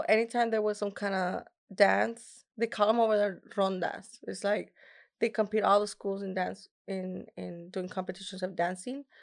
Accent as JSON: {"language": "English", "town": "Laredo", "region": "Texas", "country": "United States", "tie": "born or raised there", "first_language": "Spanish", "second_language": "English", "said": "it was in my hometown. It was the first time that I was actually performing in Laredo, Texas"}